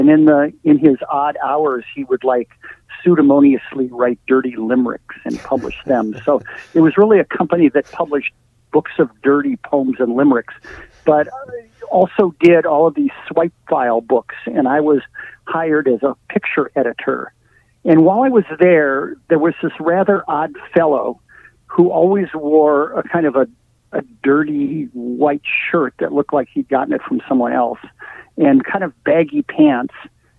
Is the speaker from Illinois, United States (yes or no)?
yes; Chicago, Illinois, United States; also born or lived in St. Joseph, Michigan / Minneapolis / Texas / Wisconsin; now in New York, United States; I'm from the Midwest. I was born in St. Joseph, Michigan. I grew up in Chicago and Minneapolis, and then went to high school and college in Texas, and went to grad school in Wisconsin, and then moved to New York forever